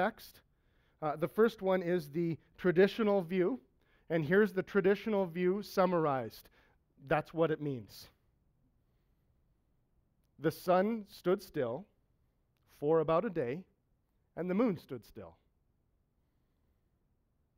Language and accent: English; Saskatchewan, Canada; My dad's a farmer. I'm from Saskatchewan